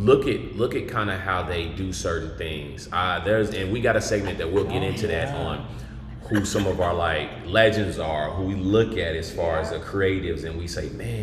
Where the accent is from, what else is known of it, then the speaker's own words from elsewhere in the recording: Tulsa, Oklahoma, United States; now in Texas, United States; Tulsa, Oklahoma, here, baby.